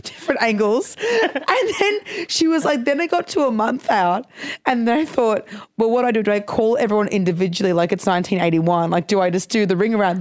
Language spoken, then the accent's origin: English; Brisbane, Queensland, Australia; I'm from Brisbane